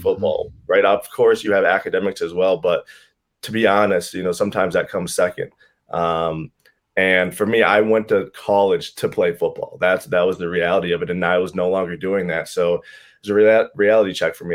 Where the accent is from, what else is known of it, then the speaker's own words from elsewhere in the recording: Chisago Lakes, Minnesota, United States; I'm from Chisago Lakes, Minnesota. Um, small town here, about forty-five minutes north of the Twin Cities